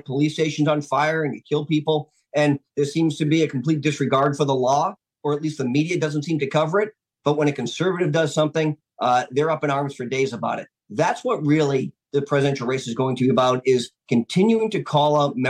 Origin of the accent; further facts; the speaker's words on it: New Hampshire, United States; My home state of New Hampshire